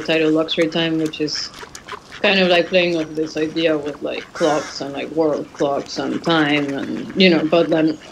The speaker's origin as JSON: {"language": "English", "region": "Mexico City", "country": "Mexico", "tie": "born or raised there", "said": "I grew up in Mexico City and I grew up in a kind of gated community in Mexico City"}